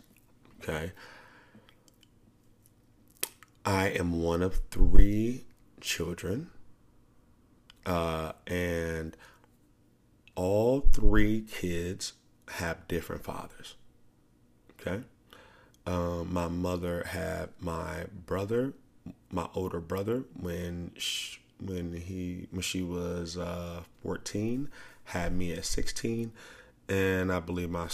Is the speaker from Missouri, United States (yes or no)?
yes; St. Louis, Missouri, United States; I was born in St. Louis. Lots of poverty.